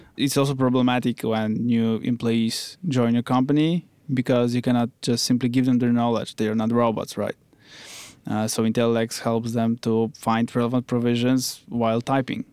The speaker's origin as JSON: {"language": "English", "town": "Wrocław", "region": "Lower Silesian Voivodeship", "country": "Poland", "said": "I come from Wrocław. Uh, it's another city in Poland."}